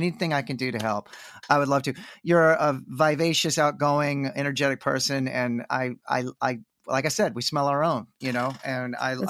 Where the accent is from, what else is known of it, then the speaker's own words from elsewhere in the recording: Texas, United States; I'm born and raised in Texas and I still live here.